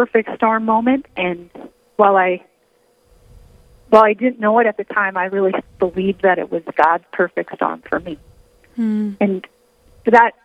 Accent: Detroit Lakes, Minnesota, United States; also born or lived in Mountain Iron, Minnesota; I grew up in Detroit Lakes, Minnesota

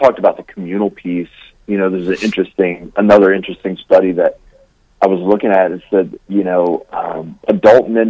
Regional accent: Louisiana, United States; I'm from Louisiana. Like, I am way down south

